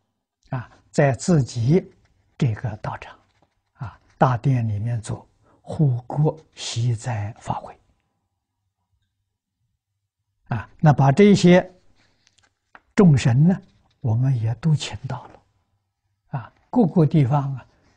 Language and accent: Chinese; China; now in Australia; 我们中国人三天够了，啊，他三天不够，所以以后我就告诉大众，在澳洲要砍树的时候。七天之前通知他